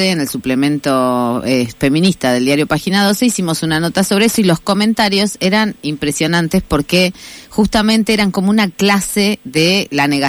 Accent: Argentina; Si, este, si en realidad los argentinos somos argentinos, no decimos afroitaliano, no decimos.

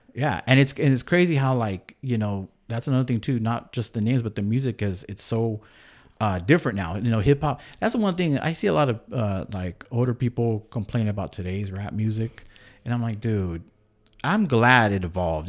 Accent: San Angelo, Texas, United States; now in Bakersfield, United States; I grew up in Texas

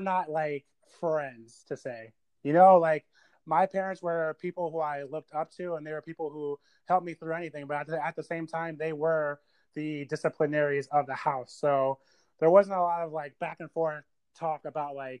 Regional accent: Delaware, United States; I was born in Delaware, actually.

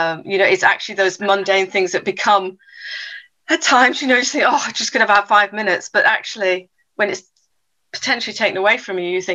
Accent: South Africa; also born or lived in England; I was born in England, and then when at the age of 10, my parents moved us all over to South Africa. So moved to South Africa, and within South Africa, we then moved from King Williamstown to Port Elizabeth, Cape Town.

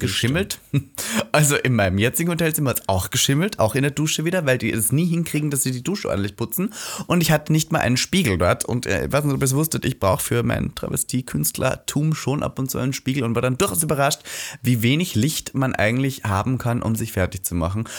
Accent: Austria; now in Berlin, Germany; ich bin zu Hause. Mhm. So Österreich zu Hause

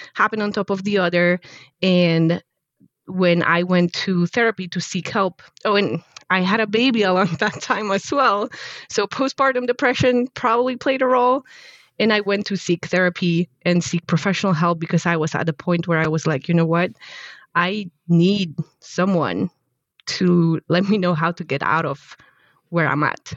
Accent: Poland; moved away; I actually studied robotics, control engineering and robotics in university back in Poland, in my home country

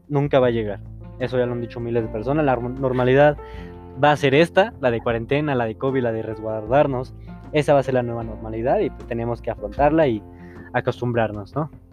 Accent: Mexico; siendo mexicanos

